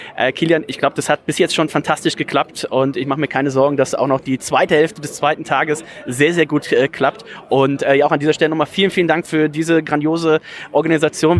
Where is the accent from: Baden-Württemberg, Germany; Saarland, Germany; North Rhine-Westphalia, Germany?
North Rhine-Westphalia, Germany; near Leverkusen; now in Bremen, Germany; ich komme ja gebürtig aus der Nähe von Leverkusen